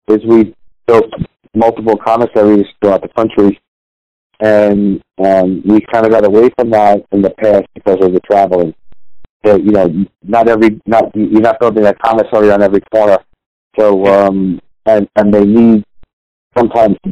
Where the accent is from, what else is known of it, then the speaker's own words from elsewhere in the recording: New York City, New York, United States; I grew up in the Bronx. So the fire hydrant was my pool